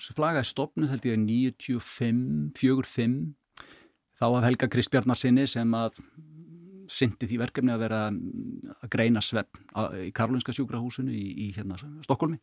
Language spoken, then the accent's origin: Icelandic; Kópavogur, Capital Region, Iceland; ég ólst upp í Kópavöunum